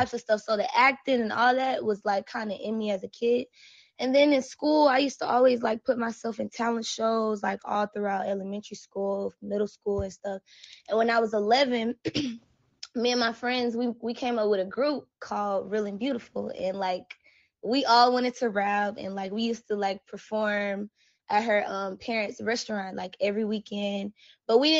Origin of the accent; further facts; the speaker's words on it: Mobile, Alabama, United States; I'm from Alabama, Mobile to be exact.